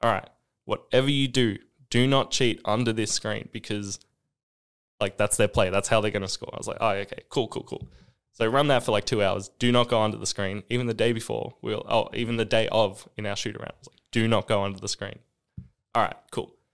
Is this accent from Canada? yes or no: no; Australia; moved away as an adult; also born or lived in South Dakota, United States / Boston, United States; being an Australian in America